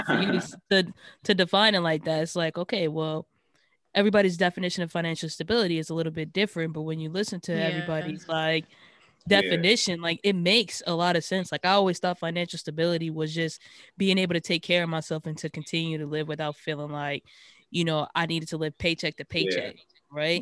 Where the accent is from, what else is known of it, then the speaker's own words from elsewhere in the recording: Boston, Massachusetts, United States; because I'm from Dorchester as well.